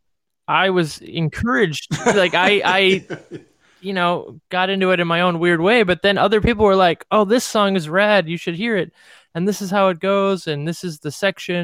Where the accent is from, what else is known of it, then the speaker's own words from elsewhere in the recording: Cleveland, Ohio, United States; I grew up in Cleveland, Ohio